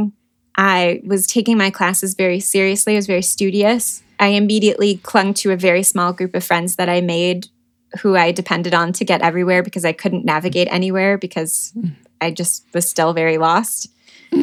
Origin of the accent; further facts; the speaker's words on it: Detroit, Michigan, United States; moved away as an adult; also born or lived in New York City; I am from Michigan, from Detroit